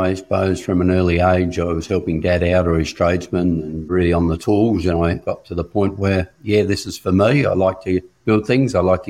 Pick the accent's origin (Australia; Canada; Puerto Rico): Australia; Mount Gambier, South Australia; moved away as an adult; also born or lived in Rockhampton; So I grew up in Mount Gambier, South Australia